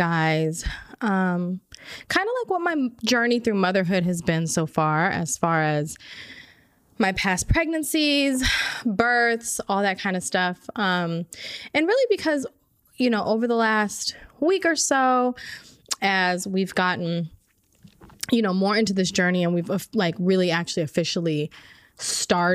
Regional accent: Orange County, California, United States; also born or lived in Inglewood, Los Angeles; I was born and raised in Orange County.

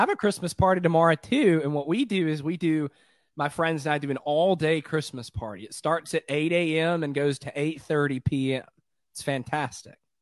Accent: Columbia, Tennessee, United States; now in Nashville, United States; I grew up in Columbia, and so, like, my healthcare folks are, are down there

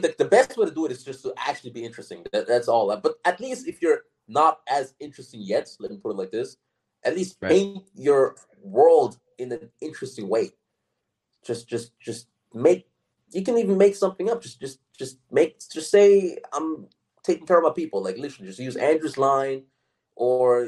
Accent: Austria; moved away as an adult; also born or lived in United States; I'm from Austria

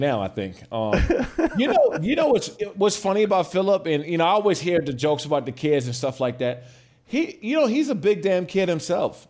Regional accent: Prince George's County, Maryland, United States; I grew up in Prince George's County, Maryland

